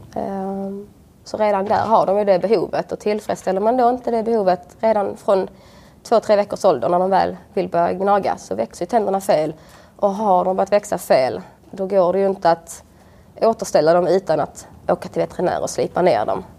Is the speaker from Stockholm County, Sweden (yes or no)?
no; Svalöv, Skåne, Sweden; moved away as an adult; Utanför eh, Svalöv, på en villa på landet